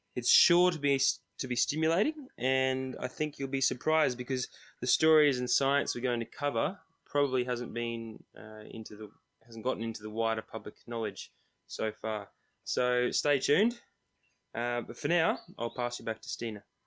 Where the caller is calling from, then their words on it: Queensland, Australia; I'm calling from Queensland is because I've just arrived home to Australia